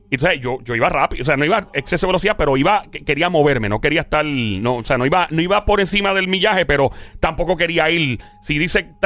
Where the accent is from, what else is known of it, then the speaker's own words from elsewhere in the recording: Ciales, Puerto Rico; now in Bayamón, Puerto Rico; soy de Ciales, pero actualmente estoy en Bayamón.